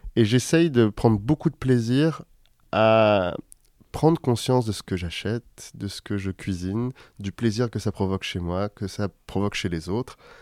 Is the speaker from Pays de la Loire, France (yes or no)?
no; Paris, Île-de-France, France; j'ai grandi à Paris, dans le 12e arrondissement.